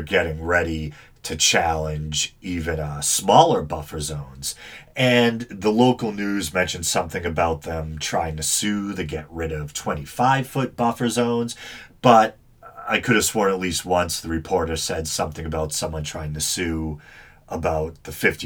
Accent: Massachusetts, United States; I'm from Massachusetts, where the author was born and where the book takes place

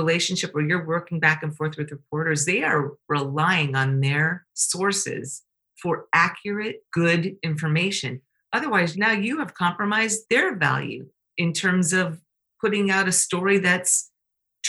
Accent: Canada; I'm Canadian

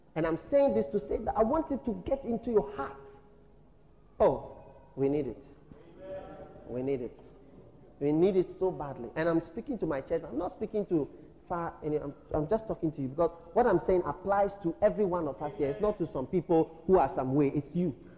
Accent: Ghana; we are Ghanaian

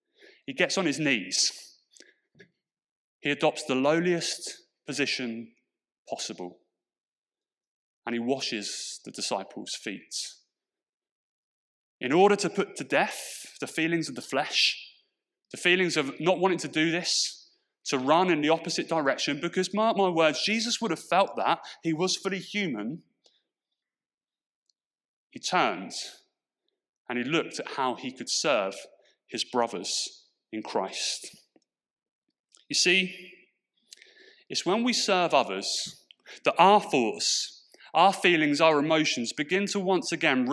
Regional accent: Portsmouth, South East England, United Kingdom; accent: Pompey; my accent has softened quite a bit. But what I've noticed is it only takes me a little bit of time to be around my Portsmouth friends and around that kind of environment, when that old Pompey twang comes flooding back into my vocabulary.

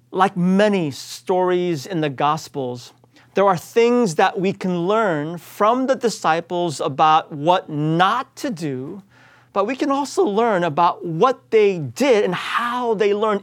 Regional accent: United States; I was raised here in the United States

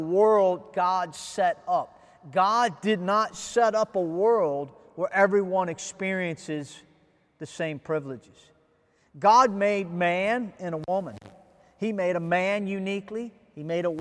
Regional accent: United States; now in Ghana; I'm an American

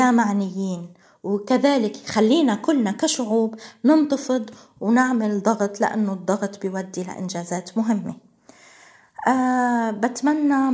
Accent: Palestine; نحن اسمنا فلسطينيين ولكن كذلك إنسان

